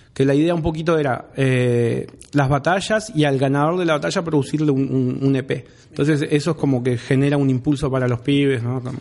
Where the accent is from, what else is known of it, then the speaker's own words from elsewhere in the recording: Rawson, Chubut, Argentina; yo soy de Rawson